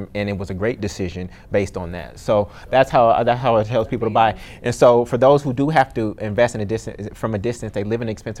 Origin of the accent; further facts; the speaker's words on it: Oakland, California, United States; moved away as an adult; also born or lived in Brooklyn, New York; now in New Orleans, United States; my hometown of Oakland, California.